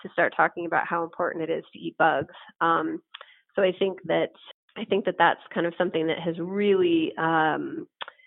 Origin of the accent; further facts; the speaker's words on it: San Francisco, California, United States; now in Las Vegas, United States; San Francisco, my hometown city